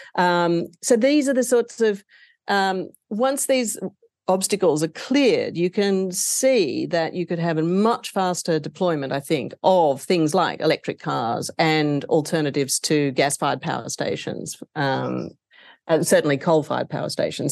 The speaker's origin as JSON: {"language": "English", "country": "Australia", "said": "my home country of Australia"}